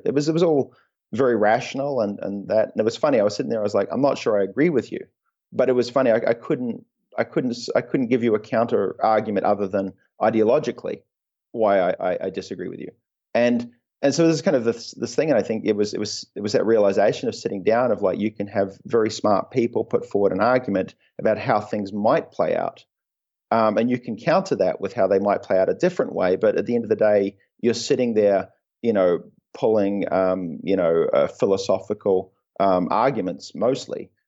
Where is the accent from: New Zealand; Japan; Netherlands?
New Zealand; also born or lived in Belgium / Oxford; I was born in, uh, in Belgium. Um, and then moved to New Zealand when I was about, uh, two years old